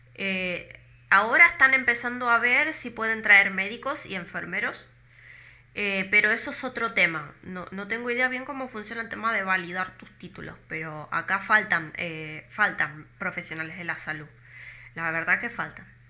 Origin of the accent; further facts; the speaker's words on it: Argentina; moved away as an adult; now in Iceland; una persona como yo, normal, de Argentina